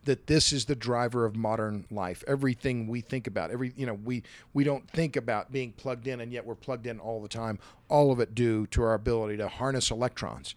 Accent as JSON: {"language": "English", "town": "Tulsa", "region": "Oklahoma", "country": "United States", "tie": "born or raised there", "said": "Tulsa's my hometown, Tulsa, Oklahoma"}